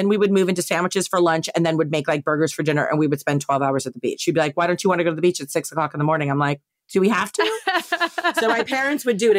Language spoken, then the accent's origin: English; East Coast, United States; my dad, you know, we're all from the East Coast.